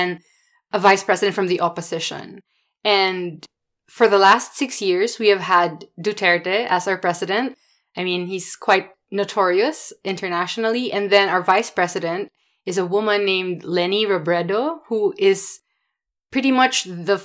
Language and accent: English; Philippines; I am from the Philippines. I was born and raised there